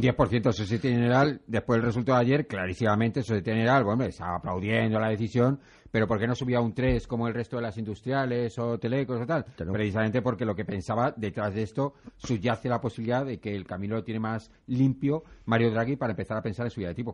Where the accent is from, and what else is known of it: Spain